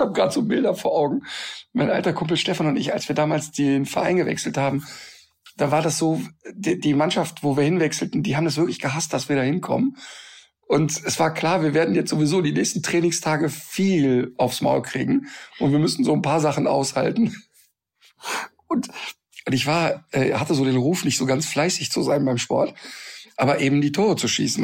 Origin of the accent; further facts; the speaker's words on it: North Rhine-Westphalia, Germany; ich bin am Rhein aufgewachsen